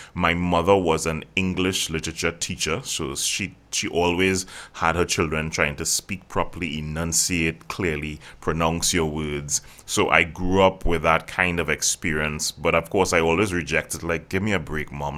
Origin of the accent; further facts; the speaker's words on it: Trinidad & Tobago; I actually born and bred right here in the Caribbean, so it's, it's pretty good. I, I've traveled, but I haven't stayed there. Uh, so yeah, I'm from Trinidad